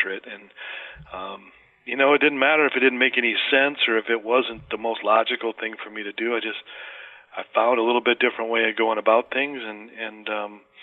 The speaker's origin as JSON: {"language": "English", "town": "Flint", "region": "Michigan", "country": "United States", "tie": "born or raised there", "said": "Sports were a big, big, big part of the culture of my hometown in Flint, Michigan"}